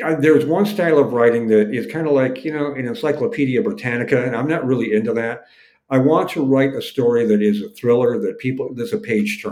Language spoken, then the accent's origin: English; Detroit, Michigan, United States; I grew up in the Detroit area